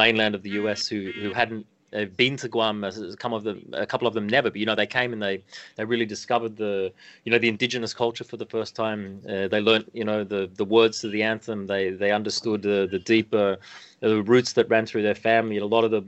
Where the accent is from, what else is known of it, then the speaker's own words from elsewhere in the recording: Australia; now in Japan; as an Australian, you know, living here in Japan